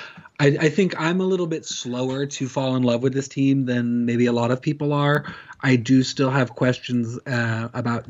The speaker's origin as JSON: {"language": "English", "town": "Corvallis", "region": "Oregon", "country": "United States", "said": "I'm from Corvallis."}